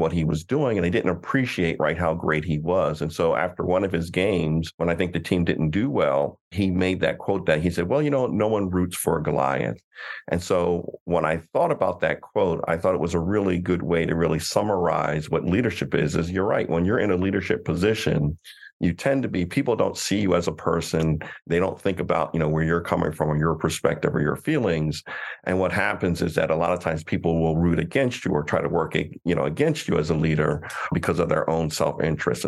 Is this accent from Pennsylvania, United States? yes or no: yes; Coatesville, Pennsylvania, United States; I grew up in Coatesville, PA, which is outside of Philadelphia suburbs